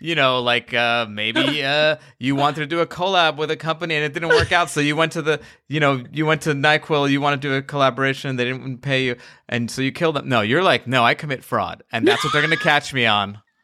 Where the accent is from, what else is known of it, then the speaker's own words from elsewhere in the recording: New York, United States; As a New Yorker